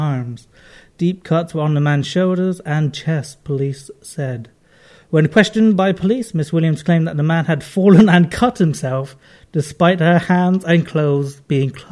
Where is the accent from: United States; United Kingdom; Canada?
United Kingdom; London; accent: London-y; my accent's all London-y